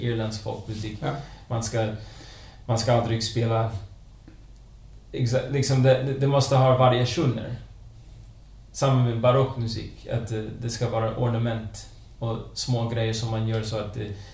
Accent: Connecticut, United States; now in Sweden; jag är uppvuxen eh, i USA. Jag kommer från Connecticut

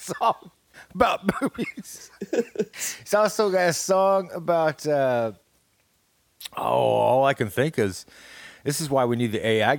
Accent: New York, United States; This is the real me. … I'm from New York. So I had to get that out of my. I had to get that out of my throat. This is how I really talk.

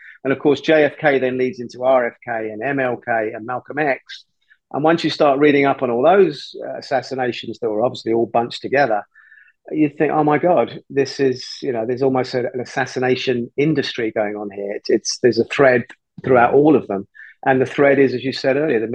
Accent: London, United Kingdom; My parents are Irish, even though I was born in London and brought up in London

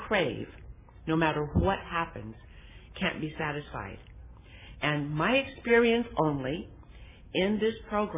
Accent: Los Angeles, California, United States; I was born in Los Angeles, raised in Watts in the projects

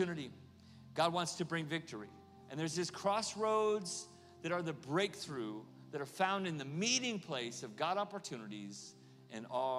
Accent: Oklahoma, United States; moved away as an adult; also born or lived in California; now in Kansas City, United States; I'm from Oklahoma

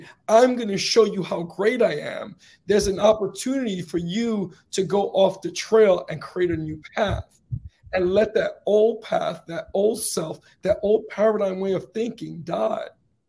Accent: Northeast, United States; and I grew up in the Northeast. So in the Northeast, right, and during the heavy winters, right, you would travel along the path, you know, when the streets was full with snow

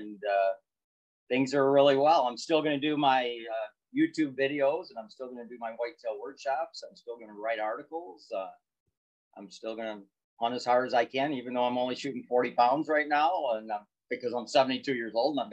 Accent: Michigan, United States; I am from Michigan.

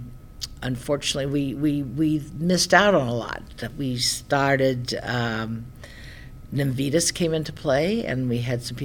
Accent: Springfield, Illinois, United States; I grew up around Springfield

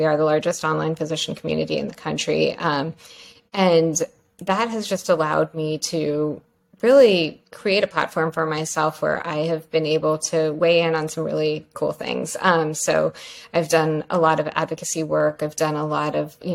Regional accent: Pennsylvania, United States; moved away as an adult; also born or lived in New York / North Carolina; I grew up in Pennsylvania.

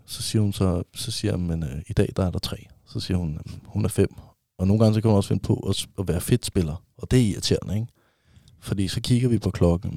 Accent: Vestegnen, Capital Region of Denmark, Denmark; Jeg er jo fra Vestegnen

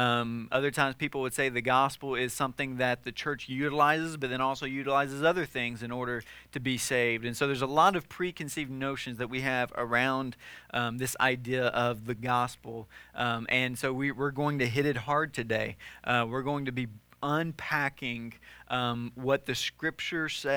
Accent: the South, United States; when I was growing up in the South

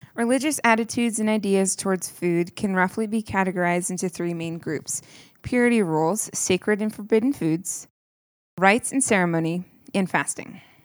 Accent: New York, United States; now in Colorado, United States; I'm from New York.

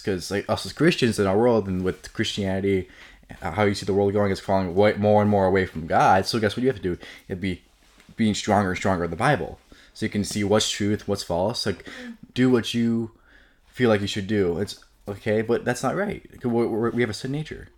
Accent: Elmhurst, Illinois, United States; Grew up in Elmhurst my whole life, pretty much.

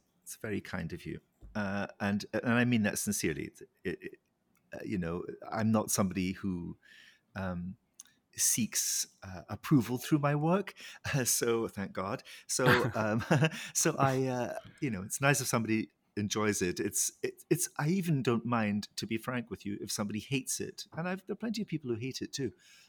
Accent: Scotland, United Kingdom; You know, I come from the Highlands of Scotland. I was surrounded by beauty as a child.

